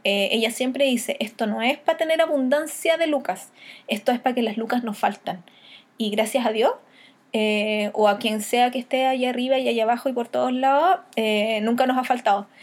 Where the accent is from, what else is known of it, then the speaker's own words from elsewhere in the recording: Chile; tradiciones de nosotros como chilenos